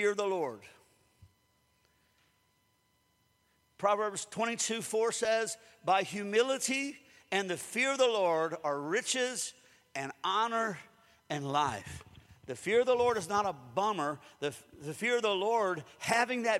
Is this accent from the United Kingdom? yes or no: no; Springfield, United States; growing up in Springfield because I had dogs all the time